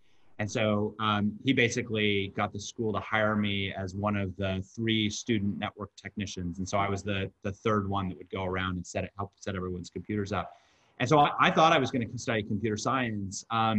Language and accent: English; Park City, Utah, United States; moved away; I grew up in I grew up in the mountains of Utah, in Park City, Utah. And growing up there, I wanted to get as far away as I possibly could. And which is funny because now it's one of those places that I call home